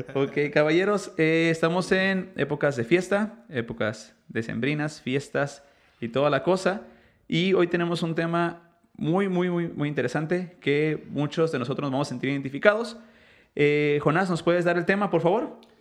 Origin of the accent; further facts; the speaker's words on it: Mexico; yo, yo soy mexicano